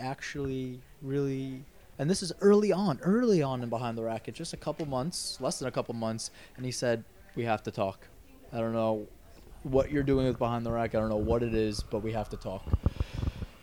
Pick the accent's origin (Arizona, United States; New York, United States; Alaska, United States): New York, United States; I'm a New Yorker.